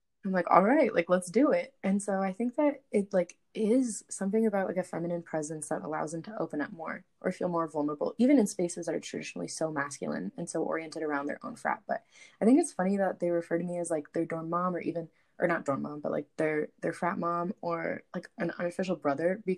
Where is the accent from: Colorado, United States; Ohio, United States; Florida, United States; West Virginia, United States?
Florida, United States; moved away as an adult; I grew up in Florida